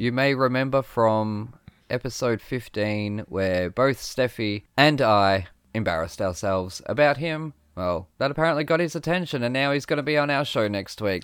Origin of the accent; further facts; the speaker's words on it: Australia; I'm from Australia